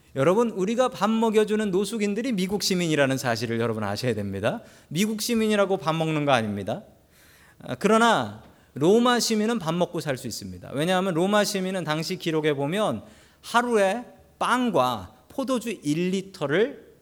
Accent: South Korea; moved away as an adult; now in United States; 내가 한국 사람이니까

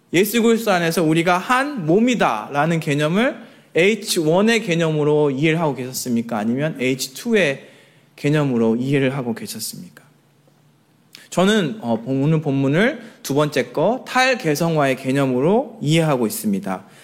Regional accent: Jeonju, North Jeolla, South Korea; moved away; 제가 출신이 전주거든요.

